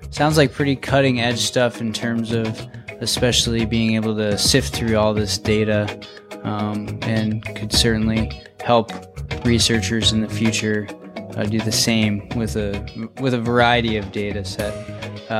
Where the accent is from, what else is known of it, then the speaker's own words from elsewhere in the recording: Chicago, Illinois, United States; moved away as an adult; also born or lived in Bozeman, Montana; I grew up outside of Chicago.